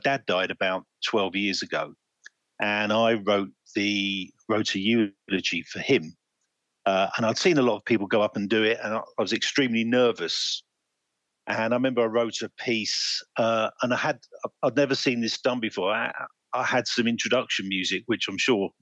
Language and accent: English; Cambridge, East of England, United Kingdom; also born or lived in Oxford, England; I grew up in England, mainly around Cambridge. And I now live about 10 miles just north of Oxford